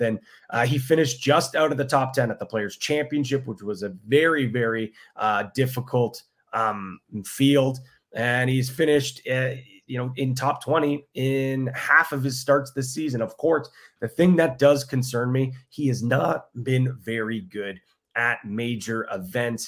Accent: Ireland; I'm an Irishman.

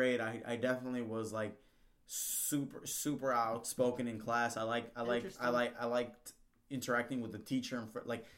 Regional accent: Southern California, United States; born or raised there; also born or lived in Mexico

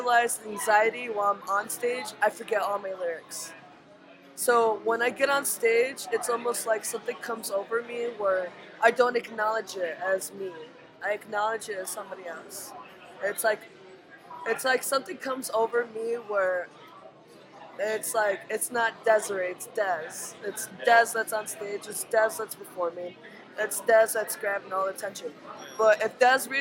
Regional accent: Chicago, Illinois, United States; I grew up in Logan Square, Humble Park, and that's, like, north side

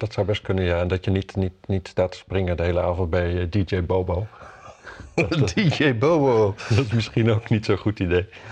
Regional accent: Wapserveen, Drenthe, Netherlands; ik kom uit Wapserveen natuurlijk

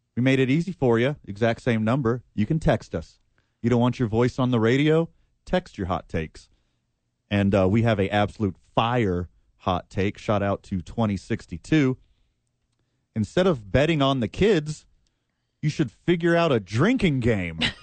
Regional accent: the South, United States; I'm from the South, we got a saying there, bless her heart

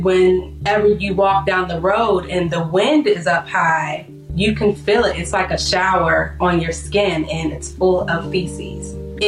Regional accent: Duplin County, North Carolina, United States; Growing up in Duplin County, we would go outside and play with our friends and our cousins, whoever lived in our community.

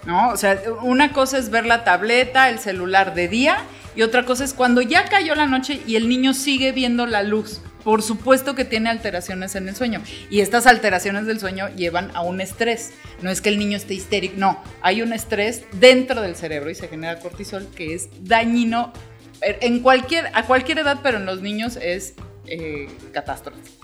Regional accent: Mexico

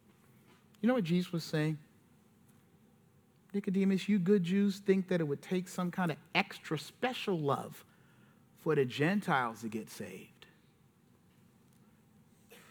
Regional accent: South Carolina, United States; I'm from South Carolina.

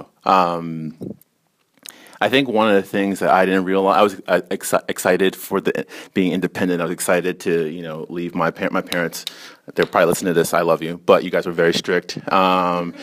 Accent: Newark, New Jersey, United States; I grew up in Newark, a heavily Democratic, you know, neighborhood

